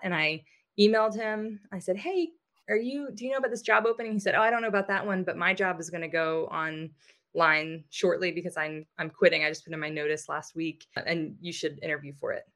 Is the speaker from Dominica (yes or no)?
no; United States; I'm American